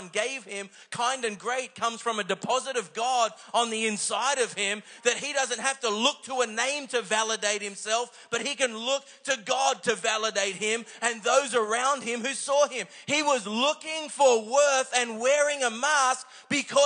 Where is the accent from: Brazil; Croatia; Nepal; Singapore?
Singapore; I was born in Singapore